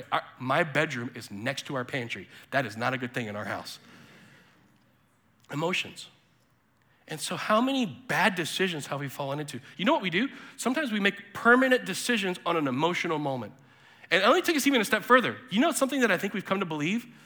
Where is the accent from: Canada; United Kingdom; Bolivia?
Bolivia; also born or lived in South America; I was born in 1980 in Bolivia and lived in South America in the 80s and 90s.